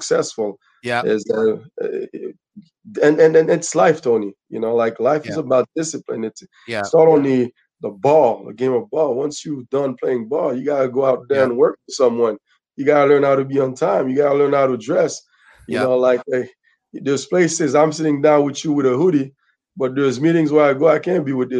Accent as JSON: {"language": "English", "town": "Montreal", "region": "Quebec", "country": "Canada", "tie": "born or raised there", "said": "Parkex, where I'm from. Born and raised in Parkex is a rough area"}